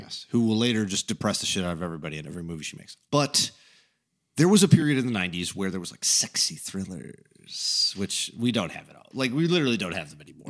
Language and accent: English; Chicago, Illinois, United States; we're from Chicago